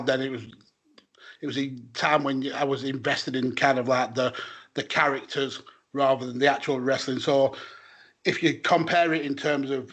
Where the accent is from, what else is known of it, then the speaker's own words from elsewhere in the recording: United Kingdom; as a British fan